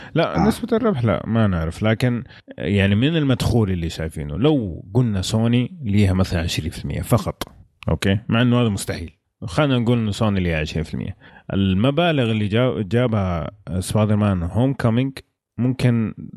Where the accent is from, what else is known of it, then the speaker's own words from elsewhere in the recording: Saudi Arabia; عندنا في السعوديه